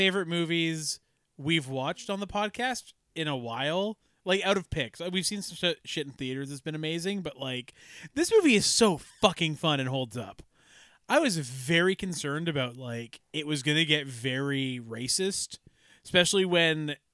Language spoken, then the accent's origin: English; Ladner, British Columbia, Canada; I was born in Ladner